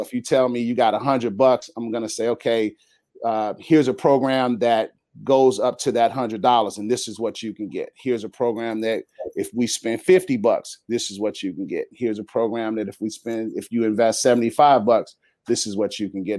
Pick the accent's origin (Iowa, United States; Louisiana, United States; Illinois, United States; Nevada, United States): Illinois, United States; Chicago; moved away as an adult; now in San Diego, United States; born and raised in Chicago